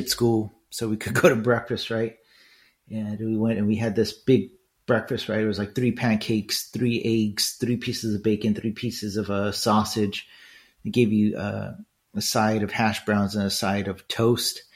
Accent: Los Angeles, California, United States; moved away as an adult; also born or lived in Irvine; with other Mexicans in East LA, I really didn't fit in there

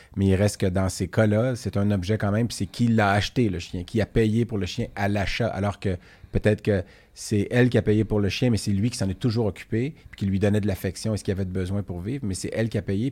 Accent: Laval, Quebec, Canada; je viens de Laval, puis euh, quand j'étais jeune

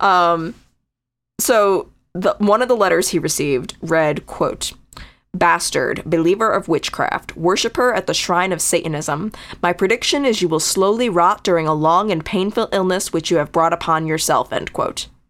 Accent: Connecticut, United States; moved away; that's my home state. I'm not there anymore

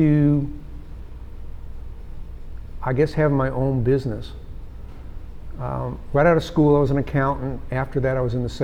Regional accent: St. Louis, Missouri, United States; now in Dallas, United States; I grew up in St. Louis, which you know is a barbecue area.

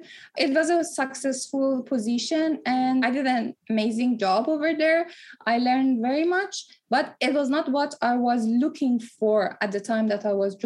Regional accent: Tehran, Tehran Province, Iran; also born or lived in Dubai; now in Toronto, Canada; I was born in Tehran, moved to Dubai, and then moved to Toronto

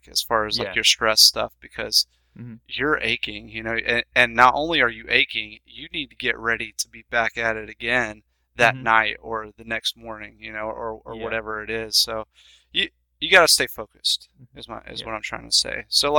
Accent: Macon, Georgia, United States; my hometown, Macon, Georgia

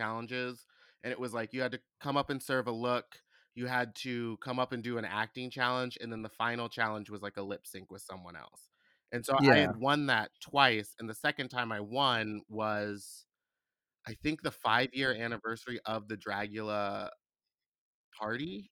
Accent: Houston, Texas, United States; I'm from Houston

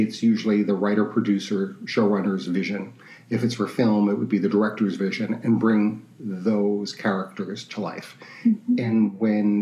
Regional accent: New York City, New York, United States; I'm from New York City, and I went to school. I went to Queens College

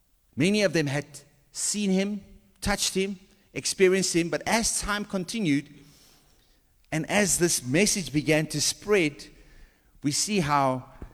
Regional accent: South Africa; Well, we're South African, so we understand this.

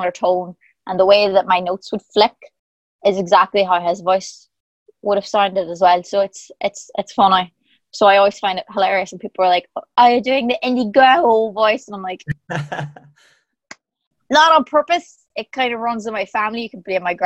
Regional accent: Ireland

